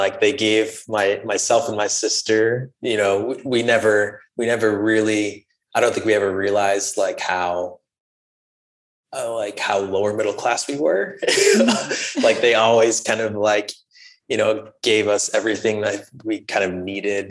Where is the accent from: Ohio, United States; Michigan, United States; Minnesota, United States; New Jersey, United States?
Minnesota, United States; Rochester; also born or lived in New York; I was born in New York, but grew up mostly in Rochester, Minnesota.